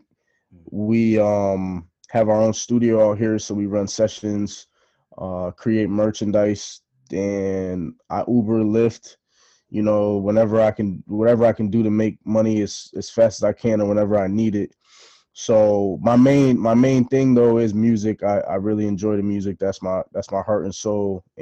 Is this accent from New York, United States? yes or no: no; Bristol, Connecticut, United States; also born or lived in Boston; I'm from Bristol